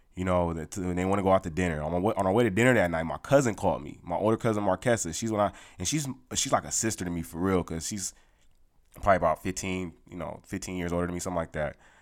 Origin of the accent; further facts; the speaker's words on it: California, United States; moved away; I'm from California